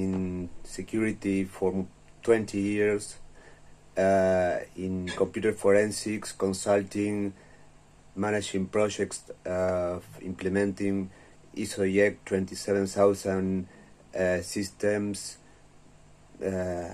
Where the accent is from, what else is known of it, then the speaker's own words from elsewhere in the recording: Uruguay; I'm from Uruguay, and I am the first information security professional that was sent to prison in my country